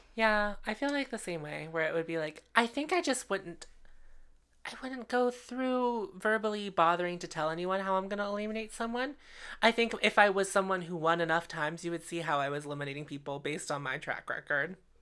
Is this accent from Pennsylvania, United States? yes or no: yes; Pittsburgh, Pennsylvania, United States; We are from Pittsburgh